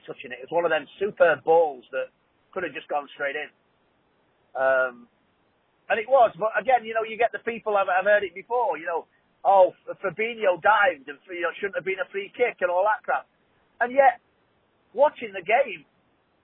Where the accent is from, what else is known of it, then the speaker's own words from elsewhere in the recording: Liverpool, North West England, United Kingdom; I'm from Liverpool